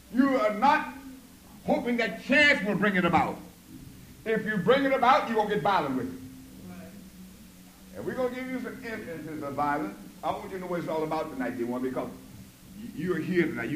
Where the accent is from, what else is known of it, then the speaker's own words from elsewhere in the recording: the South, United States; I'm from the South